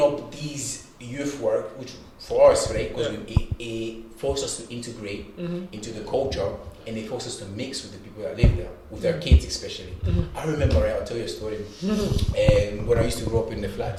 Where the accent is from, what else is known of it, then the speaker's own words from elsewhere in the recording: Glasgow, Scotland, United Kingdom; also born or lived in Congo; I grew up obviously back home in Congo and here, but in Scotland, growing up in Govan